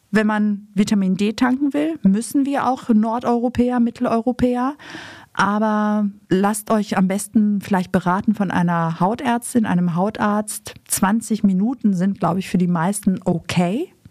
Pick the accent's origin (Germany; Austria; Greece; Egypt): Greece; Also ich habe einmal jetzt tatsächlich in meinem Griechenland ja ähm, Fisch gegessen